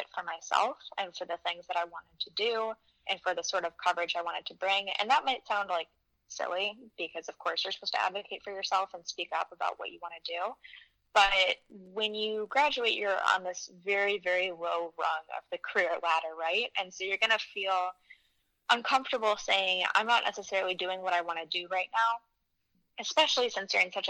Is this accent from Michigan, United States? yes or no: yes; Michigan, United States; now in Queens, New York, United States; I'm obviously not native. I'm from Michigan